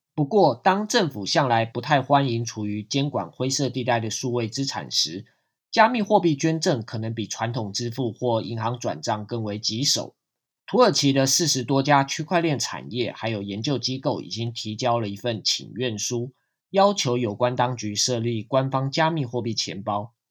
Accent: Taiwan; 对于我们台湾人来说，就是银行跨国电汇的管道暂时关闭

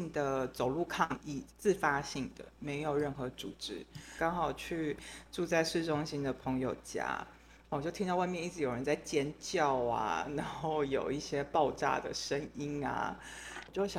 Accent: France; 这些人我们法国人叫他 g a s s e r 就是破坏者。

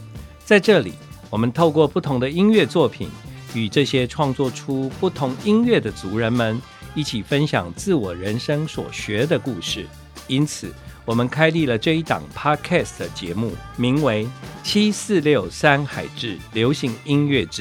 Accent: Taiwan; 对我们台湾人来说呢，是非常在我们生活里面的一个发行了。

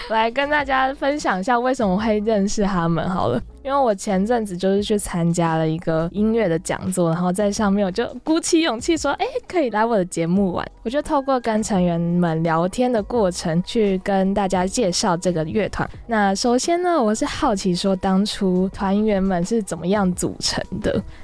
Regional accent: Taichung, Taiwan; now in Taipei, Taiwan; 我是台中人

